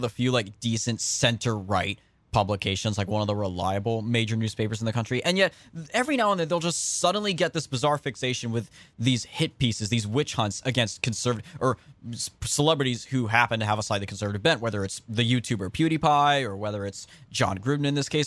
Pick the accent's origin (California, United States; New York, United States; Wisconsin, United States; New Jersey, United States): California, United States; Central; I'm from Central California